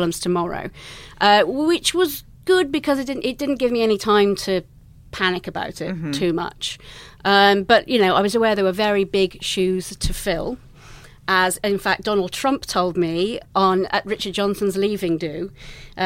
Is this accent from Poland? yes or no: no; England, United Kingdom; accent: English; moved away as an adult; also born or lived in London; now in United States; as you can tell from my accent, I'm English